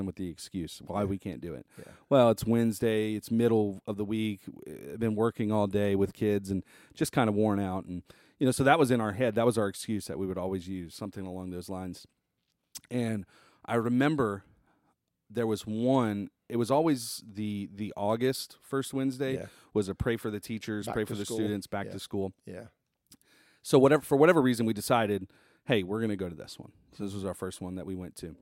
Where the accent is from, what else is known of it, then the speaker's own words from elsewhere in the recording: Terrytown, Louisiana, United States; I grew up in Tarrytown, which is just on the other side of the bridge.